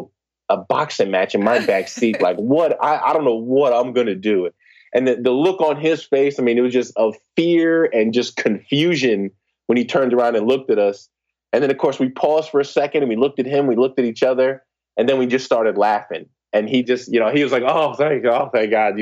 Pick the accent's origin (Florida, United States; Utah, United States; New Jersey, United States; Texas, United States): New Jersey, United States; Newark; I grew up in the New Jersey area. Grew up in Newark